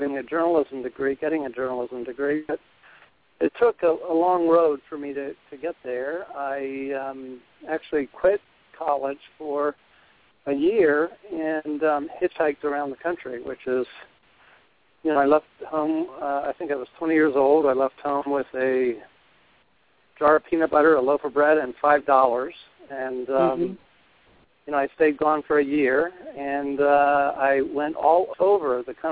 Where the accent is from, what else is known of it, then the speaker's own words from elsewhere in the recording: Delaware, United States; moved away; I grew up in the East Coast, and you know, went to actually in Delaware, a big family, youngest of 8 children, and my family was a farming family